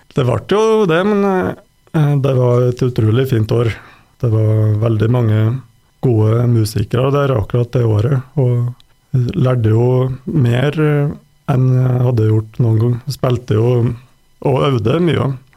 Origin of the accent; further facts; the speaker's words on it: Røros, Trøndelag, Norway; moved away as an adult; also born or lived in Sweden; jeg vokste opp på Røros, da. Og etter en del år borte, bl.a. i Sverige, så har jeg flytta hjem igjen i fjor